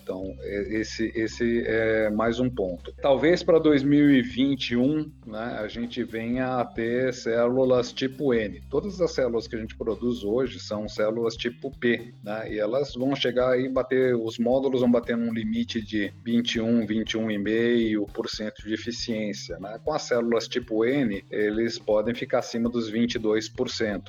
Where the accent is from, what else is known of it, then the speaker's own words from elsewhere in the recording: Brazil; como nós brasileiros estamos acostumados